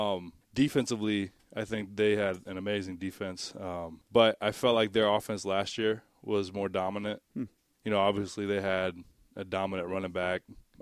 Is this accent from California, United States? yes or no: no; Tampa, Florida, United States; also born or lived in Dade City, United States / Lakeland, United States; Yeah, so I was born in Tampa, Florida, actually right across the street from the Buck Stadium.